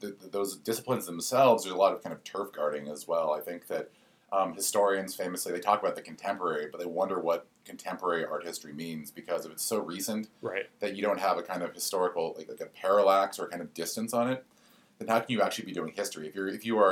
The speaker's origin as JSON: {"language": "English", "region": "the West", "country": "United States", "tie": "born or raised there", "said": "I grew up in the West, where I had an abundance of this kind of sublime desert"}